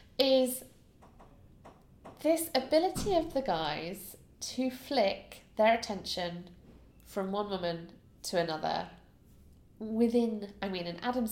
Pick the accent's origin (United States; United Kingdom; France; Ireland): United Kingdom; as a Brit